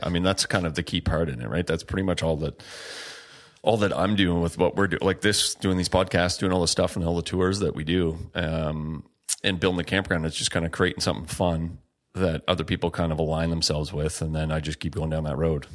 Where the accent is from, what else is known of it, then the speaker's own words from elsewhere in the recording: Margaree River, Nova Scotia, Canada; where I grew up on the Mercury River, salmon fishing river